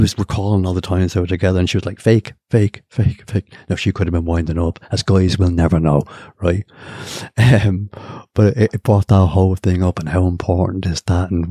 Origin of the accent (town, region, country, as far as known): Ireland; born or raised there